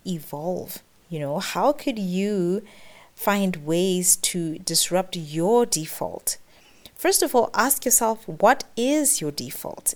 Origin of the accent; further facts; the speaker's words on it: Botswana; moved away as an adult; now in Middle East; I've run businesses in the Middle East, where I've lived for the past 10 years, as well as in my home country, Botswana